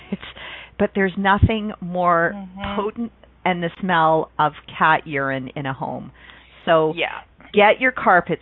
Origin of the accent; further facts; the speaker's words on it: Canada; where I grew up in Canada